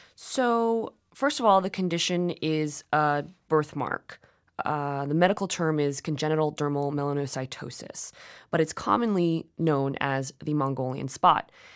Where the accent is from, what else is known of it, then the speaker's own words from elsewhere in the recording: United States; also born or lived in South Korea (ancestry); my parents were born in South Korea, I'm Korean American